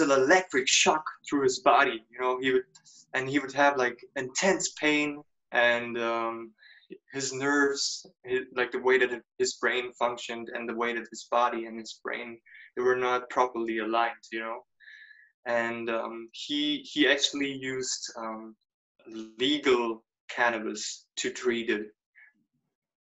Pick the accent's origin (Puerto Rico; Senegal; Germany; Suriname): Germany; moved away; also born or lived in United States; growing up in Germany, my parents come from Serbia